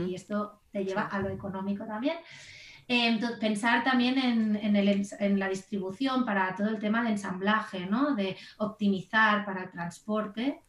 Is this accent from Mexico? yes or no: no; Barcelona, Catalonia, Spain; soy de Barcelona